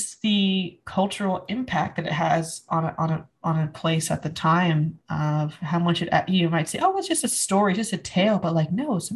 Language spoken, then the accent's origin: English; United States; I was raised in the United States